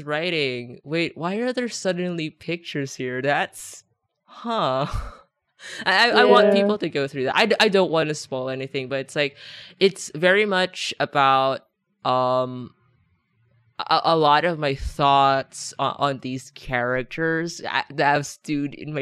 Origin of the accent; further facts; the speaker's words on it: Philippines; English is a second language; I'm Filipino, but I didn't actually like learn English